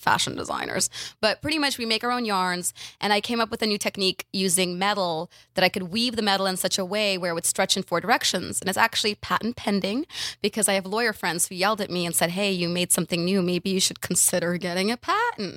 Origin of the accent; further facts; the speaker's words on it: Ukraine; moved away; I was from Ukraine, speak Russian, moved